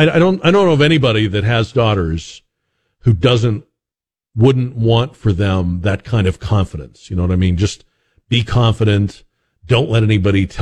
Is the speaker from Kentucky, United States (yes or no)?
no; Boston, Massachusetts, United States; I was growing up in Boston